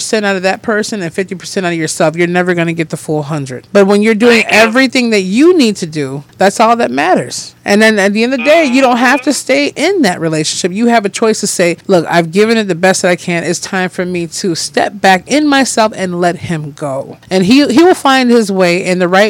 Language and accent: English; Detroit, Michigan, United States; also born or lived in Lansing, Michigan; I was born in Detroit. Yep, Detroit, Michigan.